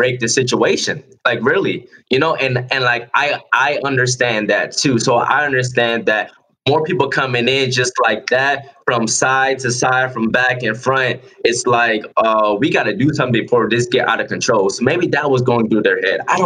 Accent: North Charleston, South Carolina, United States; moved away as an adult; also born or lived in California / Georgia; I'm from North Charleston, South Carolina. I grew up down the street from the county jail I was in that night

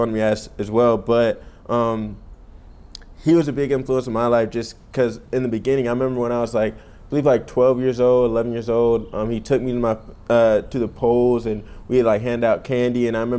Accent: Columbia, South Carolina, United States; now in Charleston, United States; I'm from Columbia originally. My family moved to Columbia a couple years before I was born

